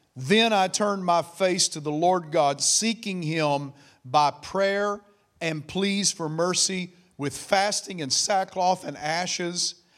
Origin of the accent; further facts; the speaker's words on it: United States; I am an American